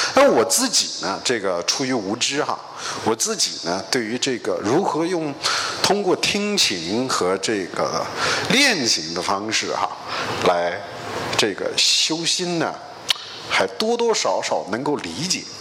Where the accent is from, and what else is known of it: China